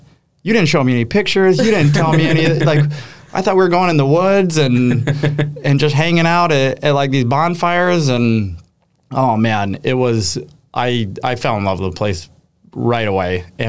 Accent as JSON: {"language": "English", "town": "Fort Collins", "region": "Colorado", "country": "United States", "also_born_or_lived": "Minneapolis / Iowa", "moved": "yes", "lives_now": "Door County, United States", "said": "I'm from Colorado originally. Okay. I'm from Fort Collins. Up north a little bit."}